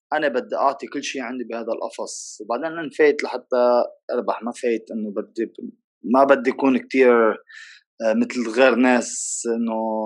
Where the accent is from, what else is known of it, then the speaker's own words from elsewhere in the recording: Lebanon; عندنا بلبنان